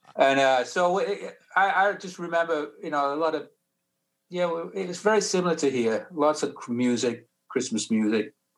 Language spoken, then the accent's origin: English; Sheffield, Yorkshire and the Humber, United Kingdom; now in United States; I'm from United Kingdom, from UK